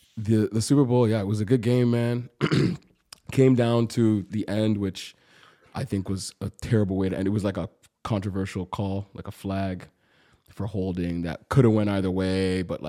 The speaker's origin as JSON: {"language": "English", "town": "Toronto", "region": "Ontario", "country": "Canada", "said": "I'm from Toronto"}